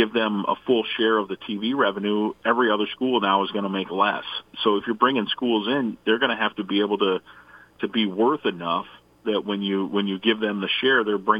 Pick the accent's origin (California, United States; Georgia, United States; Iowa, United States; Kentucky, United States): Iowa, United States; moved away; I grew up in Iowa, as we talked about it. I was 9 years old when the Hawkeyes went to the Rose Bowl with Hayden Fry that first time.